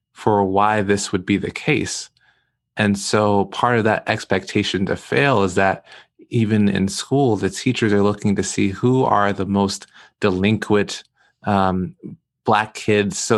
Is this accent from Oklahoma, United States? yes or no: no; New York City, New York, United States; I, I grew up in Brooklyn, New York, grew up in East Flatbush pre gentrification.